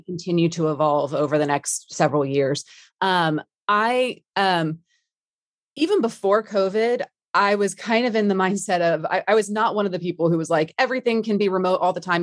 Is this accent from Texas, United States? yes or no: yes; Dallas, Texas, United States; moved away as an adult; now in London, United Kingdom; born and raised in D F W, love Texas